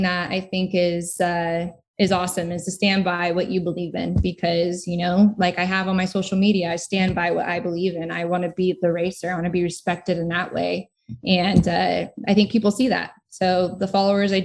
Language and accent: English; United States; as an American